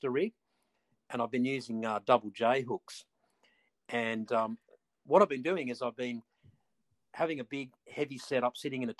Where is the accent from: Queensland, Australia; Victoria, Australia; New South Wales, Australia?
New South Wales, Australia; Stockton; I grew up on Stockton, surfed all my life